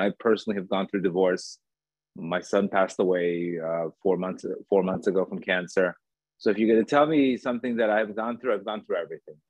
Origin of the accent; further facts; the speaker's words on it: Miami Beach, Florida, United States; also born or lived in Colombia; I was born in Colombia. Um, I grew up in Miami Beach